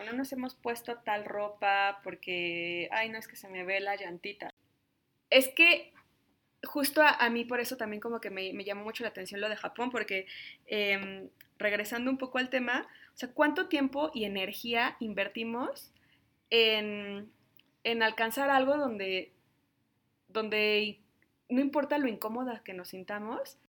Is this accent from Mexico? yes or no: yes; Mexico; yo soy de México